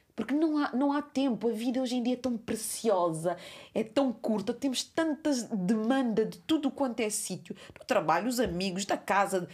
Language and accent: Portuguese; Cape Verde; a minha terra é Cabo Verde